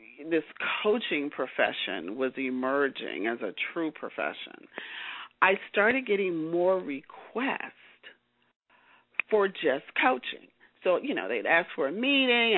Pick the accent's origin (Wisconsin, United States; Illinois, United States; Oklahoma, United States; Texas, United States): Illinois, United States; Chicago; moved away as an adult; also born or lived in Los Angeles; I'm a native of Chicago